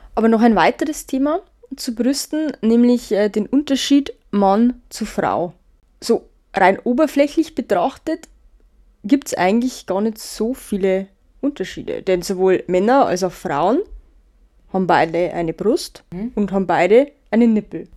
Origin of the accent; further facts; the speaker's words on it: Bavaria, Germany; bei uns in Bayern